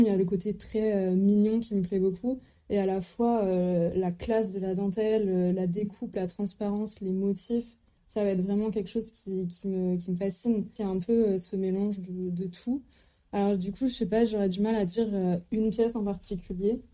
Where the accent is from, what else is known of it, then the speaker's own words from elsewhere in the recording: Lannion, Brittany, France; also born or lived in Lille; j'ai grandi en Bretagne, donc dans les environs de Lannion.